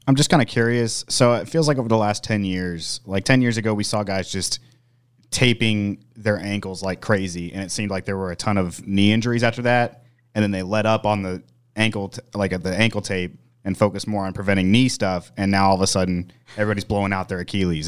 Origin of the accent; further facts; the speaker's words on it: Kansas City, Missouri, United States; I'm from Kansas City